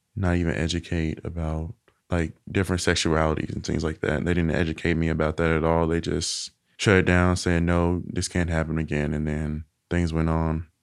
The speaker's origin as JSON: {"language": "English", "town": "Little Rock", "region": "Arkansas", "country": "United States", "tie": "born or raised there", "also_born_or_lived": "Helena-West Helena, Arkansas", "accent": "Southern", "said": "I was born here in Little Rock"}